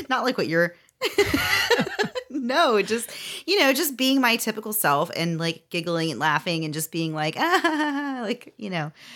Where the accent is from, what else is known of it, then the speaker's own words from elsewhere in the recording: Florida, United States; I was from Florida and was a long way from home